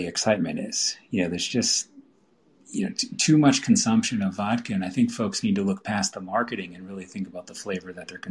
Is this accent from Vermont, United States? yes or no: yes; Vermont, United States; I grew up here in Vermont